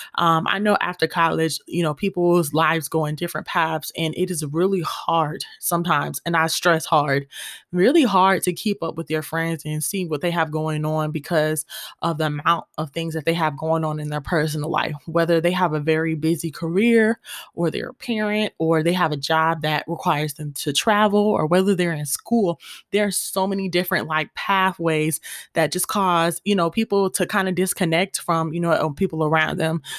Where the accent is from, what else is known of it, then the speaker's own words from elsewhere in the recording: Gwinnett County, Georgia, United States; I'm from Gwinnett, and you know I always gotta represent.